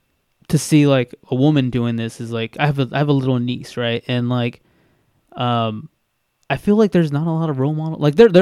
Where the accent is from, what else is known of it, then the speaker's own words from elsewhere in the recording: Bakersfield, California, United States; we came from East Bakersfield, which is like, I wouldn't say the poorest side of town, but it's the hood, right?